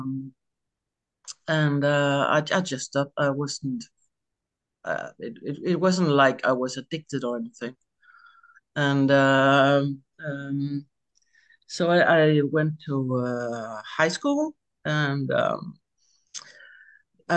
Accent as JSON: {"language": "English", "country": "Denmark", "said": "I'm from Denmark."}